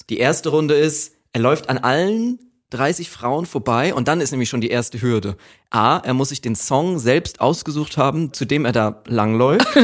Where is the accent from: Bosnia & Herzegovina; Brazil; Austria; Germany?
Austria; ich komme irgendwie da aus Österreich und so